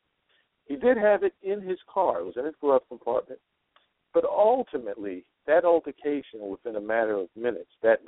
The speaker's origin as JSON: {"language": "English", "region": "East Coast", "country": "United States", "moved": "yes", "lives_now": "Nevada, United States", "said": "I'm from the East Coast. So I'm supposed to say the East Coast, but I live on what some people call the West Coast. Actually, it's in Nevada"}